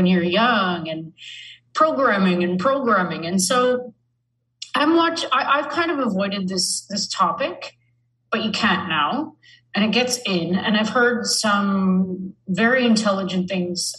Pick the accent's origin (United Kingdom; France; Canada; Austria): Canada; I'm from Canada